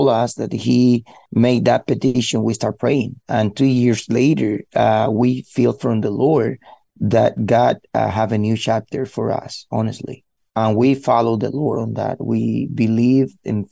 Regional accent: Cuba; English is a second language; moved away as an adult; also born or lived in Miami; now in Dallas, United States; I was born in Cuba in 1976

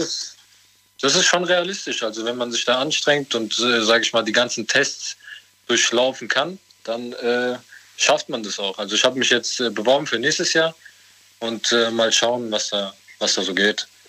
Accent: Offenbach, Hesse, Germany; ich komme aus Offenbach.

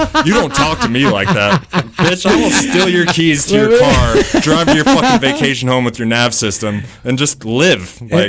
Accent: New Mexico, United States; moved away; I'm from New Mexico.

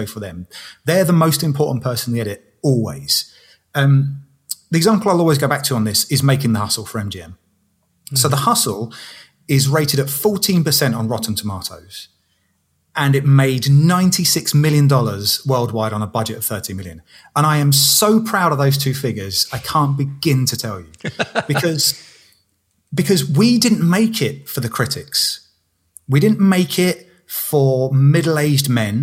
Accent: England, United Kingdom; I'm 41 and I'm English and I'm a bloke

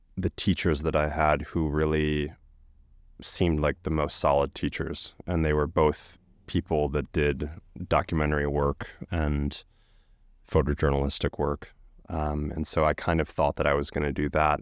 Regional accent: Chicago, Illinois, United States; I grew up outside of Chicago in the suburbs

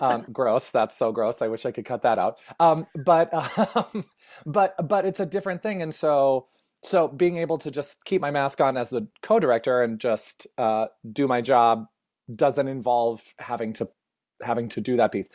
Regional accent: Minnesota, United States; also born or lived in New Hope, Minnesota / Twin Cities; I grew up in Minnesota

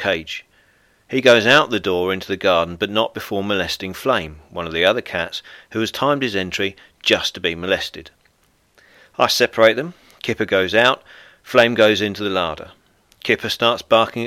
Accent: United Kingdom; moved away as an adult; now in France; I'm a British stand-up comedian, best-selling author, and owner of a B&B here in rural France.

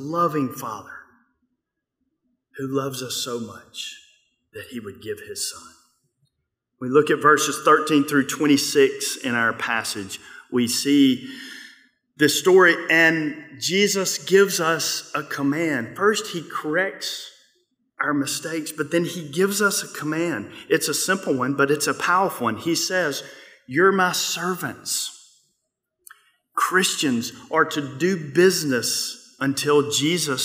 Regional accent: Mississippi, United States; I'm from Mississippi

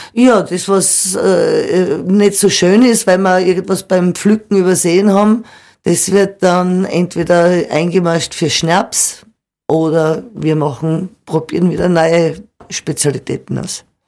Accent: Austria; bei uns in Österreich

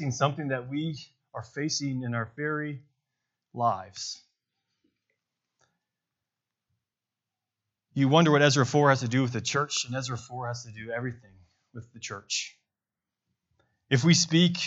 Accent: Bentonville, Arkansas, United States; I'm from Bentonville, Arkansas

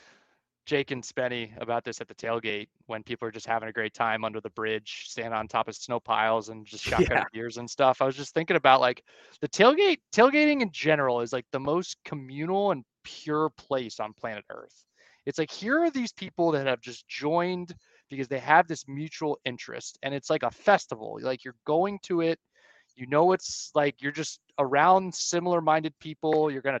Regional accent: Montgomery County, Maryland, United States; I grew up in Montgomery County

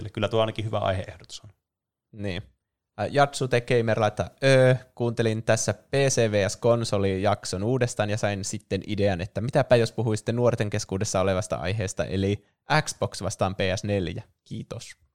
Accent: Oulu, North Ostrobothnia, Finland; Mä ollaan tosiaan Oulusta kotoisin.

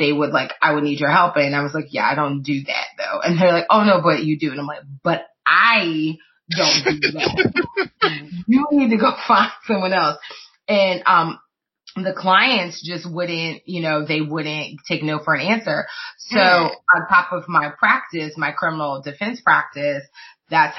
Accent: Clearwater, Florida, United States; also born or lived in Tampa, Florida; my hometown of Tampa area. I grew up in Clearwater, but came to Tampa.

